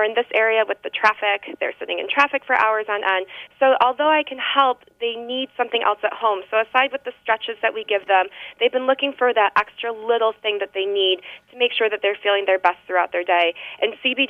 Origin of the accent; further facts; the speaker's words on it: Western New York, United States; moved away as an adult; also born or lived in Rochester, New York; now in Maryland, United States; I'm from Western New York